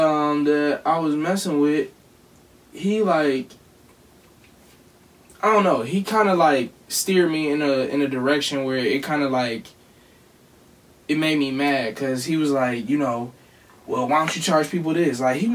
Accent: Cleveland, Ohio, United States; you from Cleveland just like I'm from Cleveland, and you do this just like I do this

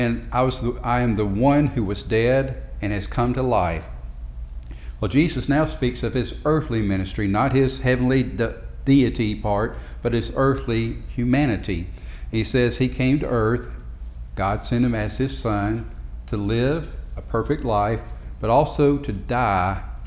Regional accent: Marietta, Georgia, United States; I grew up in Marietta, Georgia

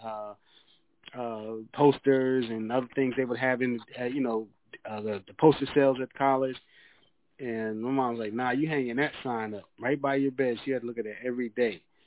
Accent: York, Pennsylvania, United States; moved away as an adult; also born or lived in Georgia; now in Atlanta, United States; I'm originally from York, PA

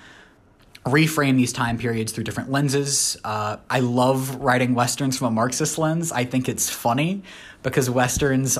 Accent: Florida Panhandle, United States; also born or lived in Tennessee; I moved to the panhandle of Florida, which is basically still the Deep South.

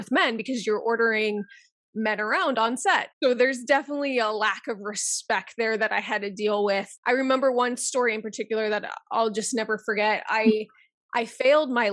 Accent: Denver, Colorado, United States; now in New York, United States; I am originally from Denver, Colorado, but I am a New York based producer and screenwriter.

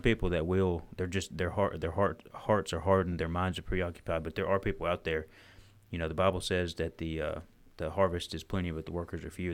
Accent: Alabama, United States; I'm just from Alabama

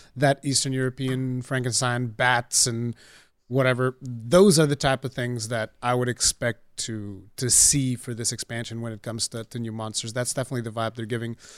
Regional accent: Portugal; English is a second language; I'm the Portuguese one

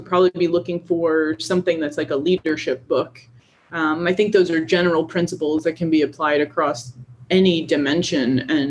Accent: Delaware, United States; moved away as an adult; also born or lived in North Carolina; I'm originally from Delaware, and I had never lived in the South.

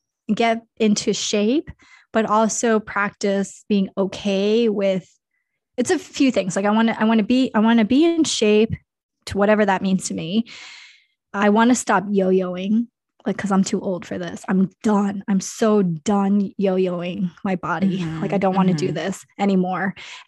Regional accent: Kansas, United States; born there; I mean, I was born in Kansas, so there is some country in me.

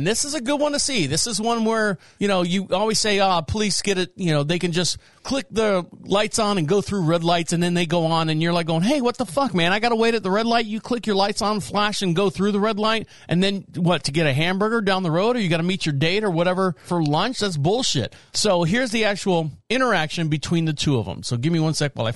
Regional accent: Orlando, Florida, United States; my home state of Florida, and even closer, Orlando, which is where I was born and raised

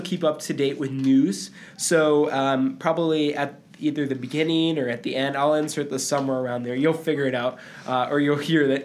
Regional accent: Puerto Rico; I'm from Puerto Rico

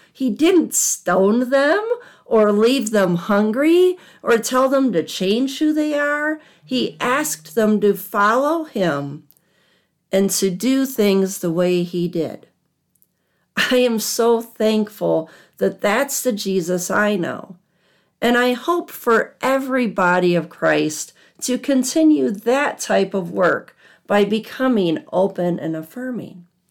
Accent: Southwest Michigan, United States; also born or lived in outside of Chicago, Illinois; I grew up in Southwest Michigan

